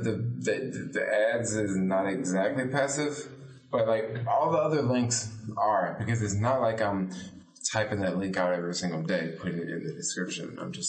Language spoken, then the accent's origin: English; United States; moved away; also born or lived in California / San Francisco, California; I'm an American.